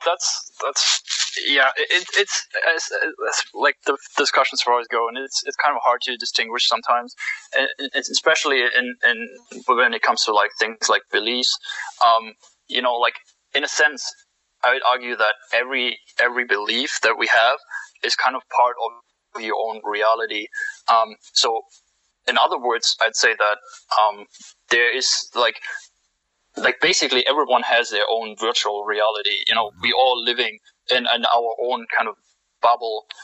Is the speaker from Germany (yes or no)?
yes; Germany; moved away as an adult; I'm from Germany. Uh, basically, came into the country for like an exchange